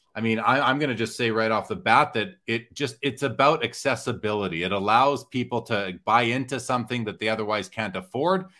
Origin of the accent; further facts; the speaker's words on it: Canada; as a Canadian